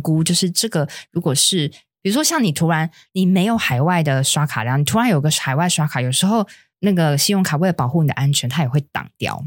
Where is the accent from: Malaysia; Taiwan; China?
Taiwan; 那冬至我们台湾人的习俗就是想吃汤圆嘛